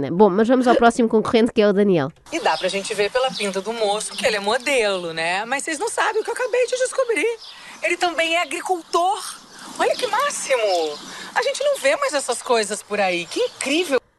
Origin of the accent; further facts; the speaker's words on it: Vilamoura, Faro, Portugal; tenho 26 anos e sou de Vila Moura.